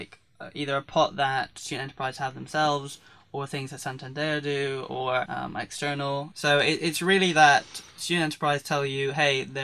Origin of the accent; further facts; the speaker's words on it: Devon, South West England, United Kingdom; moved away as an adult; I came from Devon